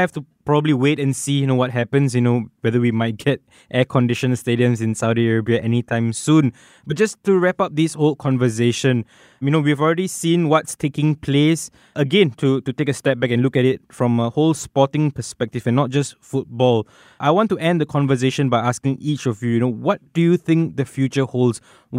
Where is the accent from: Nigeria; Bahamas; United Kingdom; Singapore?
Singapore; I mean, despite the fact that I come from Singapore where it's perpetually hot, I found it quite unbearable.